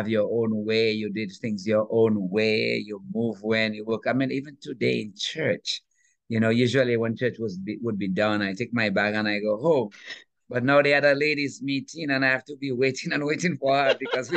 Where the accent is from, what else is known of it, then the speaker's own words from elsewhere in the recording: Dominica; So I am from an island in the Caribbean called Dominica.